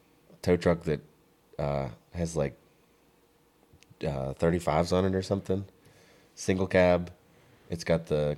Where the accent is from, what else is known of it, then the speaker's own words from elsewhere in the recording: Western Maryland, United States; moved away as an adult; also born or lived in Winchester / Inwood; now in Purcellville, United States; I came from Western Maryland